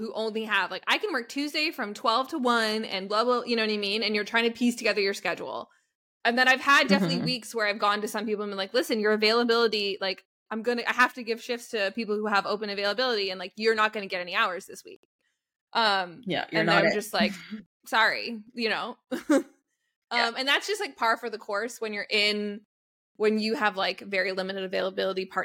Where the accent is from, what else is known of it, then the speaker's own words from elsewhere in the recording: Canada; we're Canadian